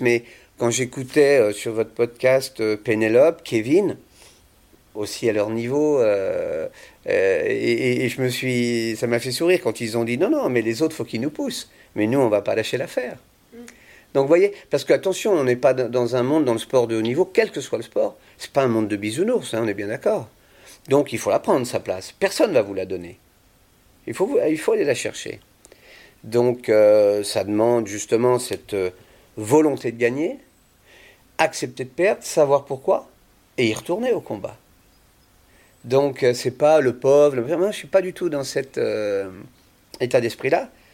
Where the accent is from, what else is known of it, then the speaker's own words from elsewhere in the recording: Vendée, Pays de la Loire, France; moved away as an adult; Je suis parti de Vendée quand j'avais 18 ans.